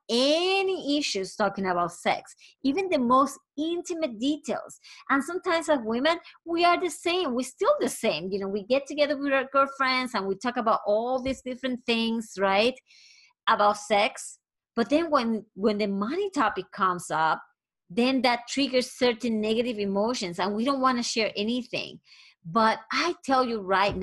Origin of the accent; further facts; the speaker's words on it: Puerto Rico; I am originally from Puerto Rico